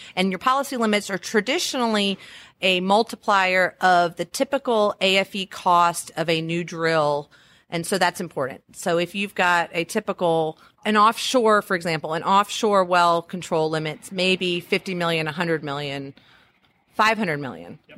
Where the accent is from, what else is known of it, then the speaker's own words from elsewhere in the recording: Louisiana, United States; I am from Louisiana. We're really good at throwing parties